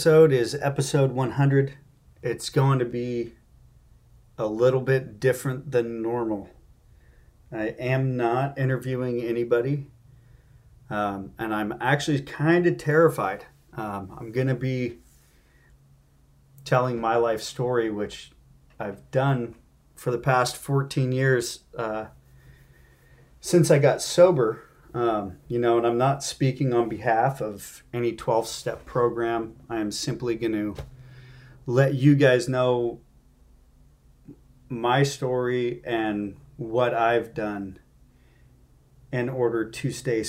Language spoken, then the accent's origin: English; Marin County, California, United States; I grew up in Marin County.